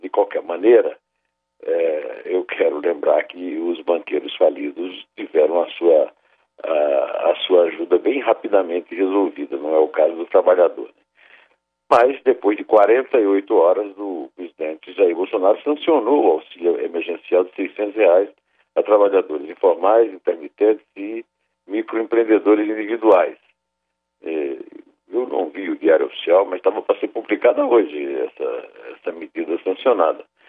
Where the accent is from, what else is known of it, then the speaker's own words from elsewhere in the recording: Sertão, Brazil; Eu, como sertanejo, portanto, devoto